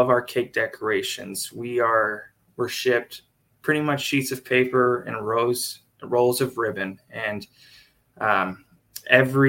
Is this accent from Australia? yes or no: no; Dallas-Fort Worth area, Texas, United States; now in Tuscaloosa, United States; I grew up in the Dallas-Fort Worth area in Texas